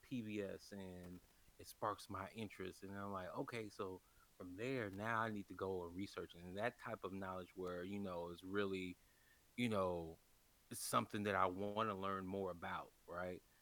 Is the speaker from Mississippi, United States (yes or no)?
no; Chicago, Illinois, United States; born there; also born or lived in California / Kentucky; I was born in Chicago and um, and I, uh, you know uh, you know I was born on the South Side